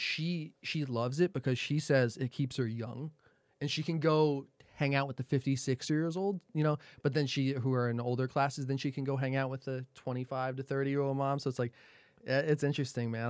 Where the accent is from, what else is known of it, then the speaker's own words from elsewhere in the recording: New Jersey, United States; moved away; I'm from Jersey